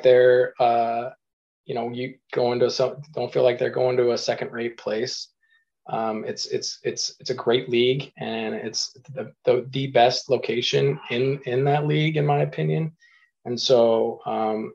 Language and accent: English; Eastern Washington, United States; growing up in Eastern Washington